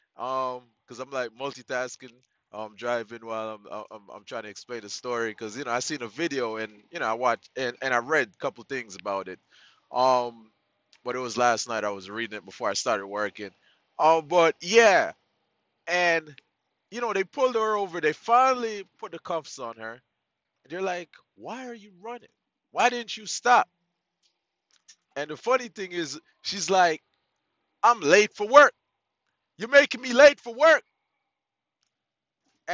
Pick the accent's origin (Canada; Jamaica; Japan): Jamaica; now in United States; I'm Jamaican